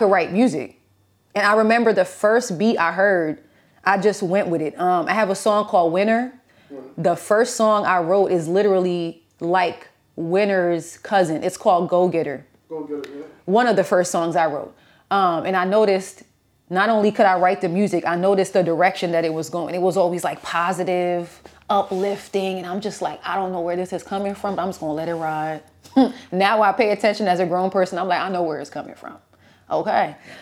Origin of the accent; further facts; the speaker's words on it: New York, United States; growing up in New York was pretty dope